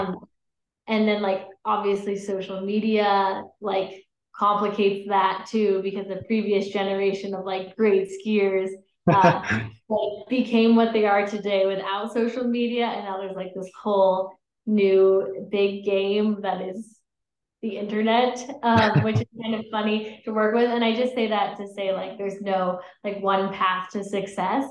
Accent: Utah, United States; also born or lived in Colorado; I grew up in Utah mostly

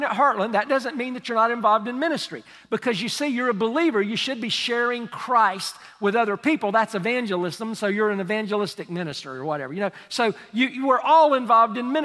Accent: United States; I'm from Polk County

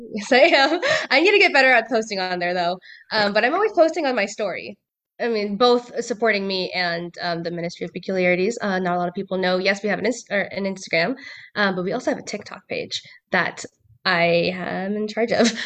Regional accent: Bay Area, California, United States; moved away as an adult; now in Southern California, United States; I am originally from the Bay Area

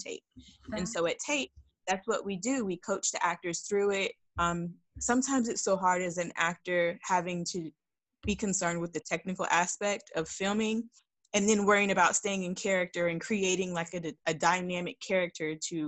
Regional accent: Dallas, Texas, United States; I'm from Dallas, Texas

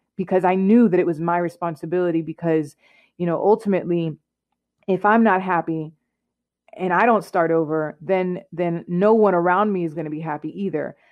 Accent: Clarksville, Tennessee, United States; moved away as an adult; also born or lived in Allentown, Pennsylvania; I'm originally from Clarksville, Tennessee

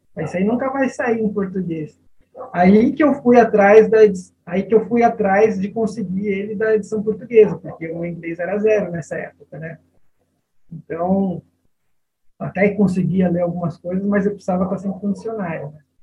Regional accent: São Bernardo do Campo, São Paulo, Brazil; nasci em São Paulo, mas com o plano Collor, eu fui parar em São Bernardo do Campo

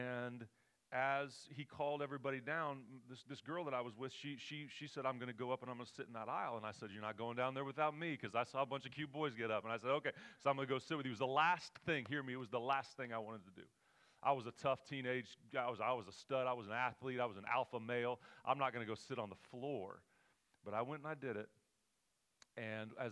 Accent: Oklahoma, United States; moved away as an adult; now in California, United States; We're from Oklahoma.

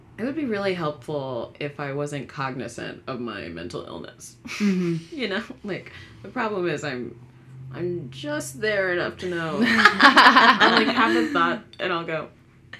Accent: Fairfax County, Northern Virginia, United States; I grew up in Northern Virginia, which is, like, diverse depending on where you are, but then again, but still not very. Grew up in Fairfax County

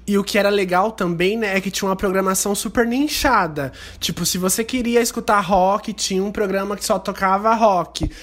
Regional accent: Loanda, Paraná, Brazil; now in Maringá, Brazil; eu morava numa cidade bem menor, que no caso é Loanda, aqui no Paraná, onde eu nasci

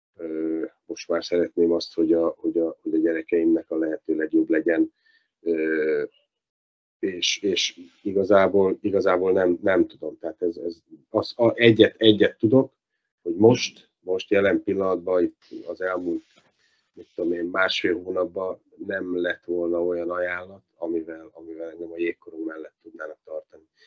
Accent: Dunaújváros, Fejér, Hungary; Dunajvárosnak, ahol felnőttem, ahol valósi vagyok, születtem

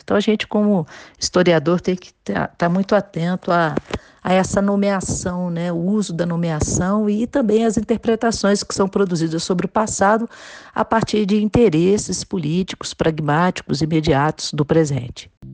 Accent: Minas Gerais, Brazil; eu sou de Minas, moro aqui

